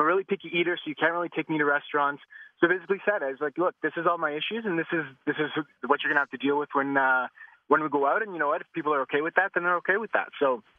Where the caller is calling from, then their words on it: Toronto, Ontario, Canada; Real quick, I'm listening from Toronto, Canada.